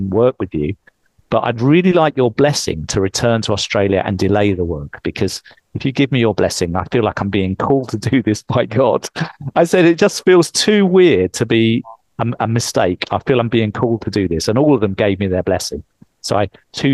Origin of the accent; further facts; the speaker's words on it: England, United Kingdom; moved away; I'm English. I would speak with the right accent.